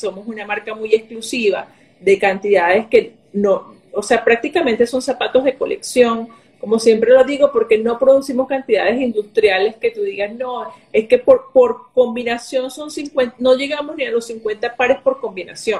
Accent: Venezuela; moved away; soy de Venezuela

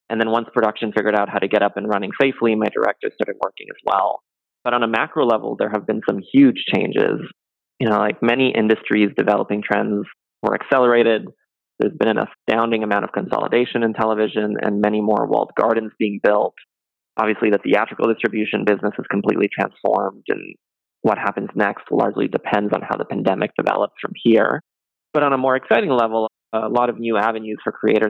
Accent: Canada; moved away; I grew up in Canada

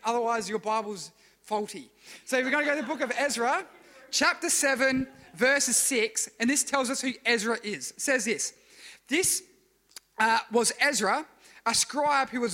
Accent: Adelaide Hills, South Australia, Australia; I grew up in the Adelaide Hills

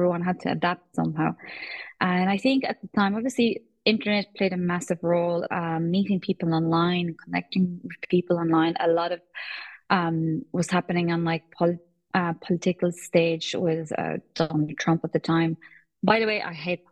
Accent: Poland; now in Ireland; Polish. And we moved here

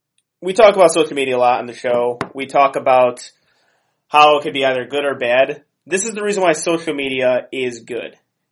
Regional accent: Lamont, United States; I'm from Lamont. Yeah. I had to like grow up pronouncing Polish people's horrible names.

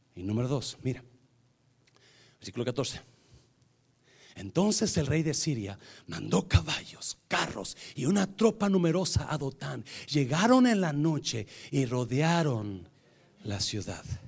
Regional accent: Nayarit, Mexico; nosotros somos de Nayarit

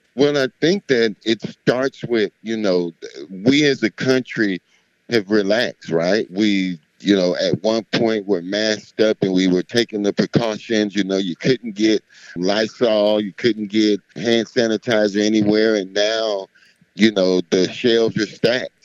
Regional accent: Miami, Florida, United States; I'm from Miami

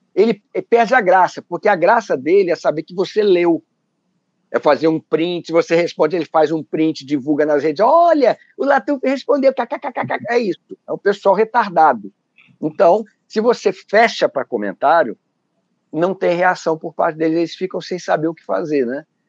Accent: Rio de Janeiro, Brazil; nós somos carioca

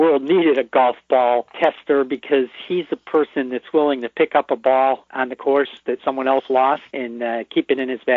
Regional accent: Springfield, Massachusetts, United States; I was born in Springfield, and I've been in the Western Mass area for most of my life

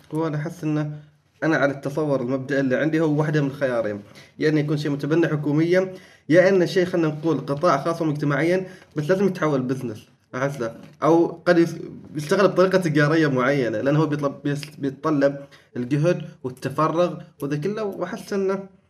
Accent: Oman

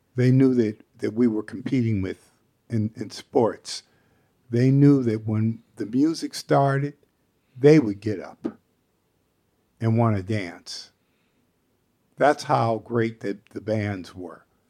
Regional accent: Seattle, Washington, United States; I grew up in Seattle

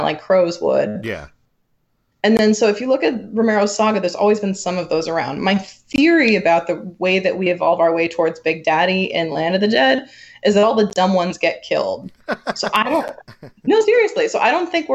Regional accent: Ireland; as an Irish person

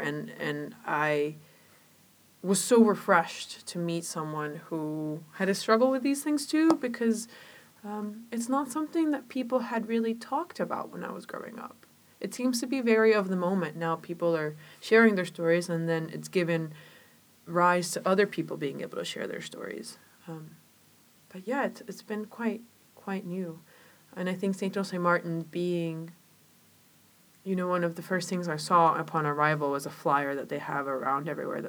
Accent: Chile; now in Georgetown, United States; Well, I was born in Chile in a family that, you know, I was raised by my grandparents, so I grew up with really traditional values and a lot of folklore

